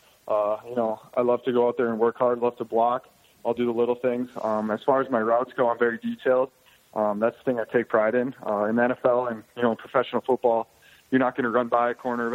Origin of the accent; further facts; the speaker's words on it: North Dakota, United States; I grew up in North Dakota, lived here my whole life